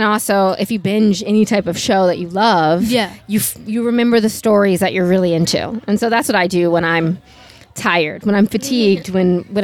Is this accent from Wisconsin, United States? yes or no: no; New York City, New York, United States; I'm from New York City